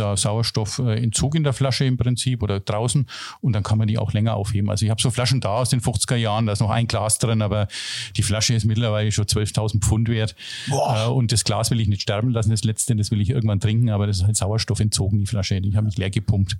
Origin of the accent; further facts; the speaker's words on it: Germany; als Deutscher